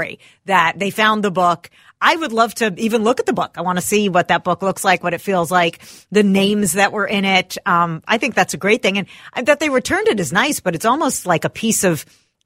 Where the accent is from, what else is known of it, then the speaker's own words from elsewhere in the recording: St. Louis Park, Minnesota, United States; my hometown, right? This is St. Louis Park